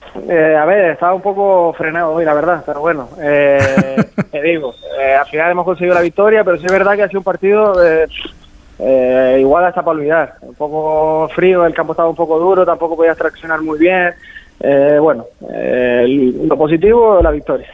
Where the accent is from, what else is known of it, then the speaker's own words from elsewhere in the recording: Santa Cruz de Tenerife, Canary Islands, Spain; moved away; yo soy canario